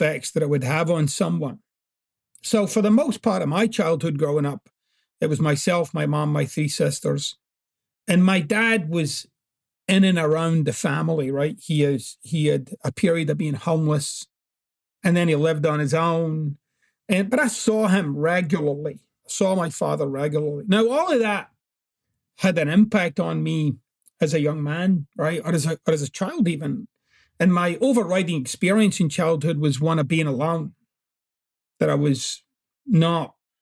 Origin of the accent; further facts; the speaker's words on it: Glasgow, Scotland, United Kingdom; growing up in Glasgow was very, very challenging.